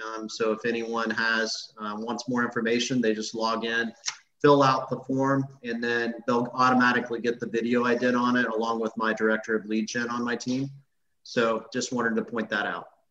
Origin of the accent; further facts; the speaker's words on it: Illinois, United States; moved away as an adult; now in Tampa Bay, United States; I grew up in Illinois.